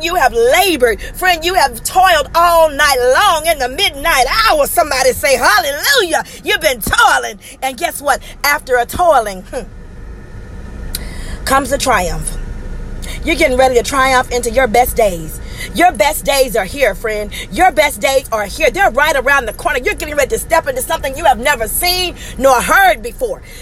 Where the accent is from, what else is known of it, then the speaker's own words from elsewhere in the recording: Mississippi, United States; I'm from Mississippi, where there's red mud